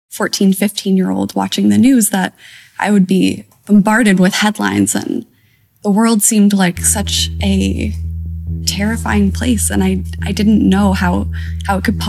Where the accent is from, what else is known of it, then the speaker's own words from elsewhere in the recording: Toronto, Ontario, Canada; I grew up in kind of a more nature-based area of the city. Like, I had access to Lake Ontario pretty easily, lots of parks